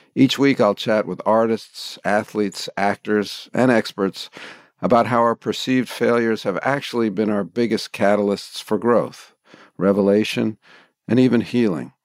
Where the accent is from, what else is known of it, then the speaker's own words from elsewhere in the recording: Kansas City, Missouri, United States; now in New York, United States; I think I've always been a New Yorker, even when I was growing up in Kansas City